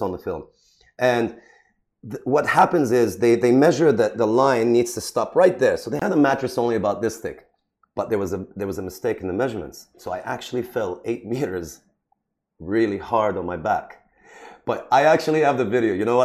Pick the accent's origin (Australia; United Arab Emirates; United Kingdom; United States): United Arab Emirates; Sharjah; I was born in Sharjah, right? Grew up in Sharjah.